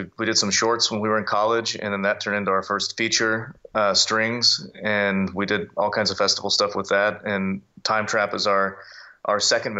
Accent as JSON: {"language": "English", "region": "Texas", "country": "United States", "said": "I'm from Texas"}